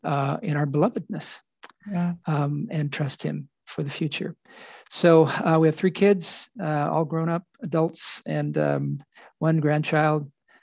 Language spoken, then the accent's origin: English; Bali, Indonesia; My background growing up in Indonesia made me aware of things on the island of Bali, which is called the Island of the Gods. That's where mm-hmm. I was brought up